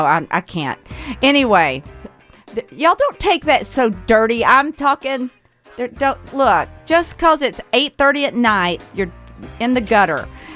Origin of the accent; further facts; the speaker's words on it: Blue Ridge, Georgia, United States; I'm from Blue Ridge, Georgia